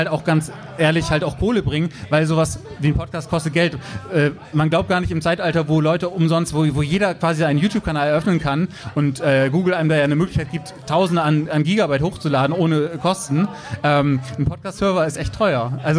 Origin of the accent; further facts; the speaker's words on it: Bremen, Germany; Ja, ich komme ja hier aus dem Norden. Ich bin ja auch äh, Urbremer quasi.